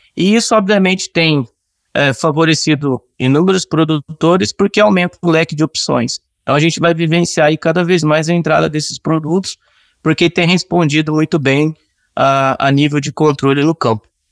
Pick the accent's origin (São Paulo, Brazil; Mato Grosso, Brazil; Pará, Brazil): Mato Grosso, Brazil; Cuiabá; moved away as an adult; also born or lived in Rio Grande do Sul; eu sou natural de Cuiabá, Mato Grosso